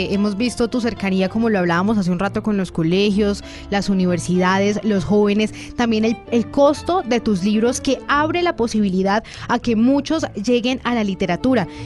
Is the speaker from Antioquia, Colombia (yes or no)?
yes; Medellín, Antioquia, Colombia; soy de Medellín